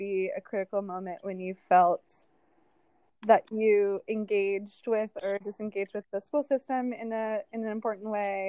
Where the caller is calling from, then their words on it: Chicago, Illinois, United States; My pronouns are they, them, and I'm calling in from Chicago.